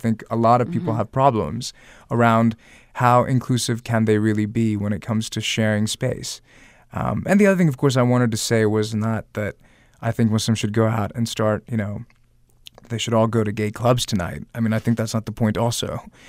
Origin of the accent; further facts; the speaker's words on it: the South, United States; I'm here in Virginia, where I'm a Southerner as well.